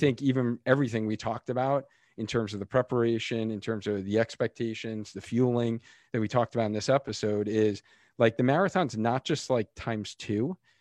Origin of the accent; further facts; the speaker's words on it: Long Island, New York, United States; now in Connecticut, United States; I'm originally from New York, so I grew up on Long Island